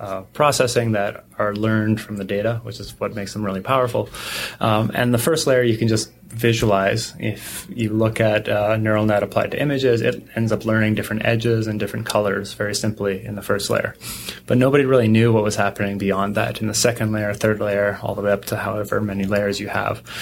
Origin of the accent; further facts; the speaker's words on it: Canada; I grew up in Canada